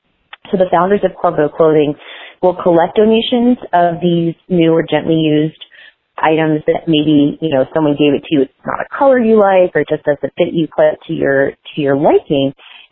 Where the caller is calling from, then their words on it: Flagstaff, Arizona, United States; I'm from Flagstaff, Arizona.